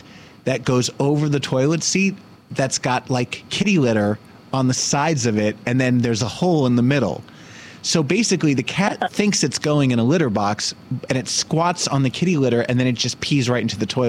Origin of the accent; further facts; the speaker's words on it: Summit, New Jersey, United States; Yeah, I think of Nutley as like the way I think of my hometown, Summit. Like, it's pretty quiet.